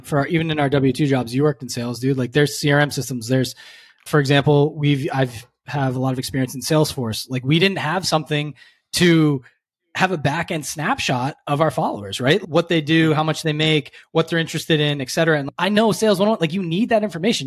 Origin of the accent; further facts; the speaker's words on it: Cape Cod, Massachusetts, United States; now in Philadelphia, United States; Grew up in Cape Cod, Massachusetts.